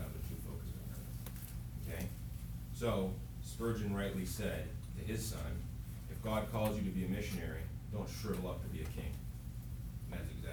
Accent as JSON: {"language": "English", "town": "Chicago", "region": "Illinois", "country": "United States", "moved": "yes", "lives_now": "Haiti", "said": "I'm from Chicago"}